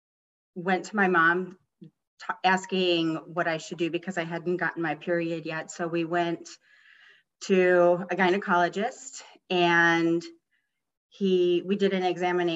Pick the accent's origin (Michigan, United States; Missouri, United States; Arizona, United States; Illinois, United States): Illinois, United States; Chicago; I was born and raised in Chicago